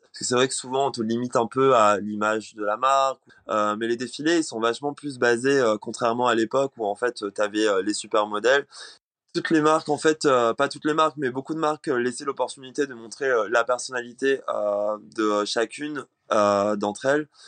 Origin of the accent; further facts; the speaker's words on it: Réunion; moved away; J'ai grandi à La Réunion, donc euh, je viens d'une euh, île, les elle est loin, c'est une île française.